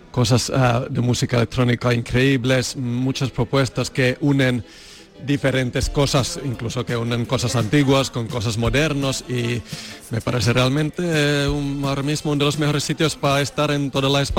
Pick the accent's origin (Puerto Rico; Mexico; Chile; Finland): Finland; moved away as an adult; now in Seville, Spain; yo vengo de Finlandia, eh, llevo aquí unos 10, eh, 11 años